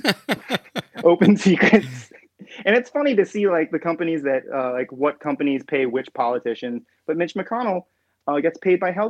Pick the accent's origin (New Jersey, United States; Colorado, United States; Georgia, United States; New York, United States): New York, United States; as a New Yorker